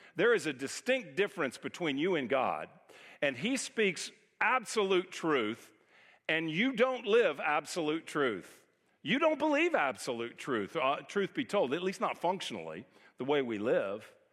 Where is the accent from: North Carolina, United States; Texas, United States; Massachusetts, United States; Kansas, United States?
Texas, United States; moved away as an adult; also born or lived in California; we're from Texas, moved to California. We lived out there almost twenty years, and now we've come back and been here almost twenty years